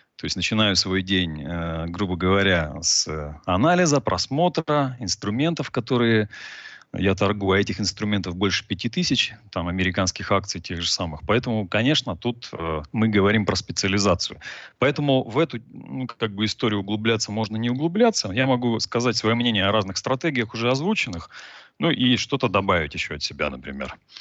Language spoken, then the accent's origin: Russian; Novosibirsk, Novosibirsk Oblast, Russia; now in Cyprus; я изначально из Новосибирска, живу на Кипре сейчас